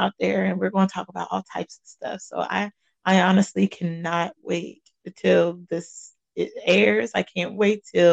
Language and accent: English; Cincinnati, Ohio, United States; I am from Cincinnati, Ohio. That is where I was born and raised